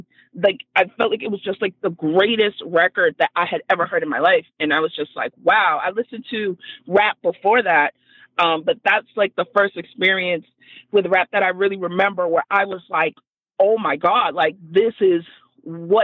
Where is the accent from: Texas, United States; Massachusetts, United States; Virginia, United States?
Massachusetts, United States; Boston; I'm from Dorchester